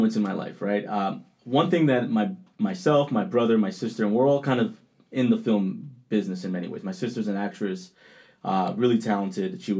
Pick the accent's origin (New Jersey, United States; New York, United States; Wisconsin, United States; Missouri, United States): New York, United States; Rockland County; accent: Colombian; also born or lived in Colombia; I grew up in Rockland County, which is like maybe 45 minutes north of Manhattan.